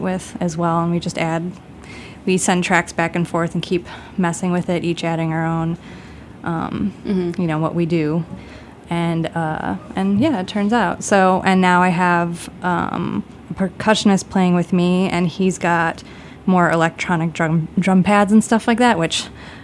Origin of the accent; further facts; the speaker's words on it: Chicago, Illinois, United States; I grew up in Beverly, which is, I grew up on like 93rd and Western